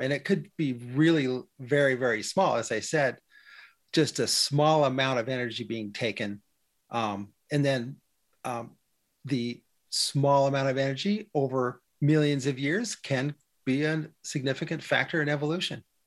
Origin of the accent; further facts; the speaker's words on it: Western Oregon, United States; when I was a kid growing up in Western Oregon, we had a farm